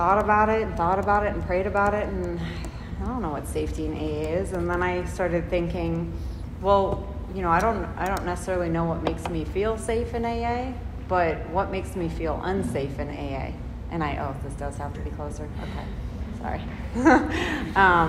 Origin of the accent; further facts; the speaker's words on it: Chicago, Illinois, United States; I'm from Chicago, the city, Illinois